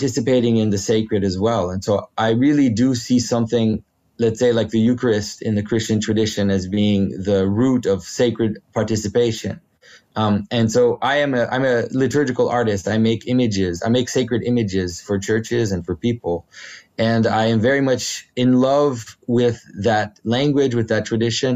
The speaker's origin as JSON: {"language": "English", "region": "Quebec", "country": "Canada", "first_language": "French", "second_language": "English", "said": "my first language is French. I'm from Quebec."}